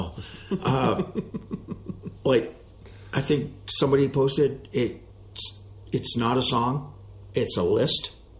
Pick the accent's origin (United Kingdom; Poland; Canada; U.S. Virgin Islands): Canada; I'm Canadian.